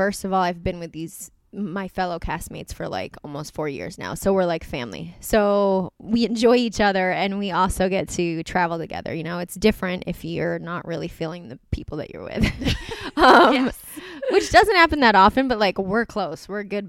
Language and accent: English; East Coast, United States; I think it's because we're from the East Coast and like my mom was like a very young mom